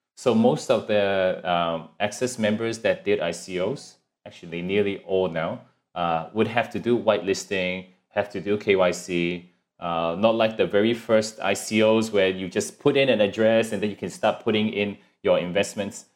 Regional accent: Hong Kong; now in Singapore; I'm originally from Hong Kong and then, uh, 'cause my family's here in Singapore, so we moved over here

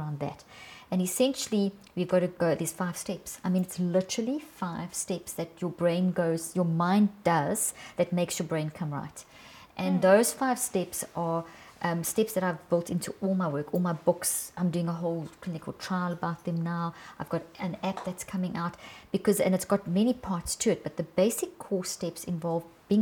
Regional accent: South Africa; I come from South Africa, and I worked for 25 years in some of the worst parts of South Africa

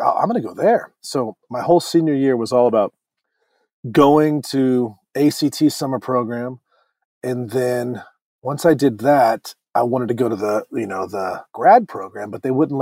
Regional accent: Orange County, California, United States; I grew up in Orange County, which is, you know, about an hour from L.A.

